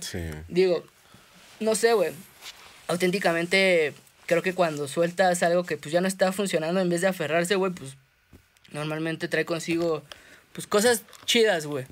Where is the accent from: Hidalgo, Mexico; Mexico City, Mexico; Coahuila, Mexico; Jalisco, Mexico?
Mexico City, Mexico; soy un artista de la Ciudad de México